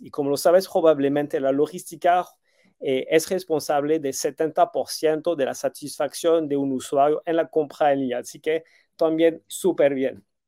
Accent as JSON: {"language": "Spanish", "country": "France", "moved": "as an adult", "lives_now": "Mexico City, Mexico", "said": "llegué a México casi 14 años atrás, tengo 20 años de experiencia, eh, me siento chilango, tengo un niño que nació aquí, un niño que nació en Francia, eh, soy más chilango tech que French tech"}